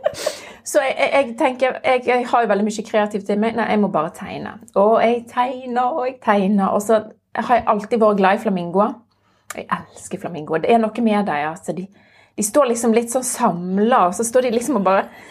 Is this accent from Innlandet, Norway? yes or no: no; Florø, Vestland, Norway; now in Stavanger, Norway; kom opprinnelig fra Florø, en liten eh, by helt med kysten.